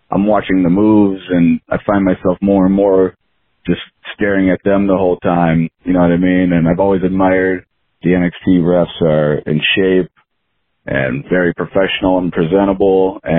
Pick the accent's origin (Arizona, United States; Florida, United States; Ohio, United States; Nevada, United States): Ohio, United States; Cleveland; I'm, I'm originally from the Cleveland, Ohio area.